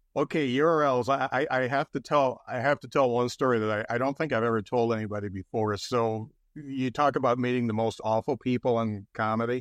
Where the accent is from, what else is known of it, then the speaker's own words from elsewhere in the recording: Lakeville, Indiana, United States; I grew up in Lakeville, Indiana